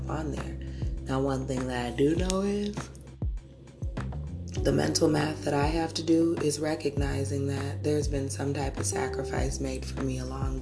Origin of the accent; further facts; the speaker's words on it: United States; I'm American too